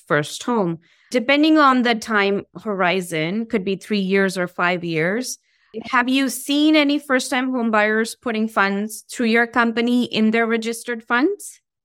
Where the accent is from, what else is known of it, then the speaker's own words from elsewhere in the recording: India; I'm from India